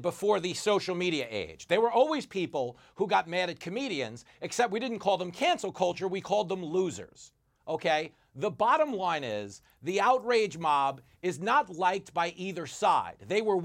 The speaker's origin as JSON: {"language": "English", "country": "United States", "said": "as an American"}